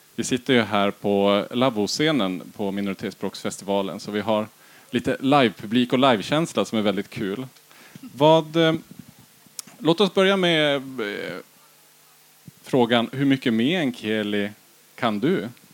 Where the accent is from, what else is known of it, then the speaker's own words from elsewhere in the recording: Kiruna Municipality, Norrbotten County, Sweden; själv är jag uppvuxen i Kiruna kommun, i två stycken byar utanför stan